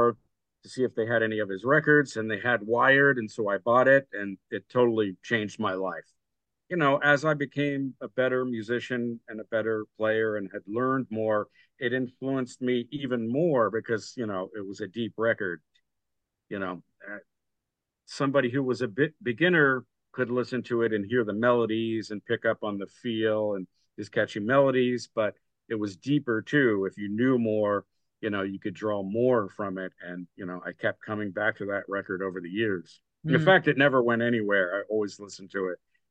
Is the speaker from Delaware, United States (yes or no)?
yes; New Castle, Delaware, United States; I grew up in Newcastle, Delaware, in old Newcastle area, actually, which is a historic town.